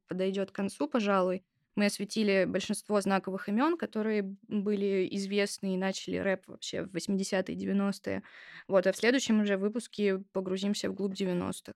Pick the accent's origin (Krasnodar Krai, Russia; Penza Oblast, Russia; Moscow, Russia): Krasnodar Krai, Russia; Sochi; посвященную моему родному городу.